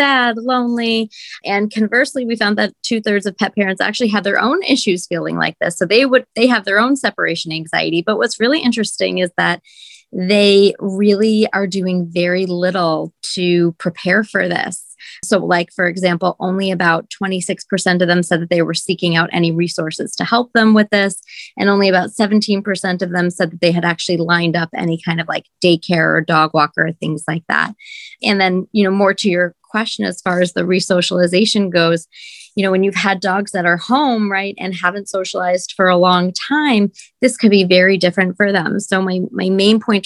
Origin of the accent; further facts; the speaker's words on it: New Jersey, United States; moved away as an adult; also born or lived in California; now in New York City, United States; I'm from New Jersey originally